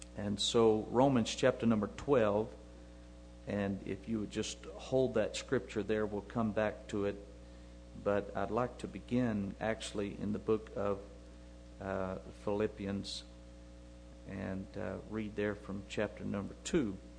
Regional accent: United States; I'm an American

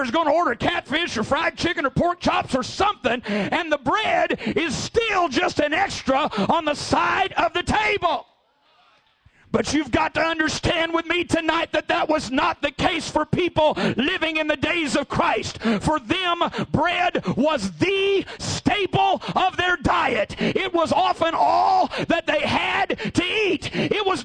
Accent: Missouri, United States; born or raised there

